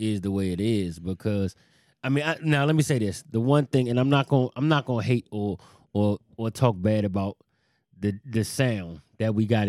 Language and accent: English; New York, United States; I'm from New York.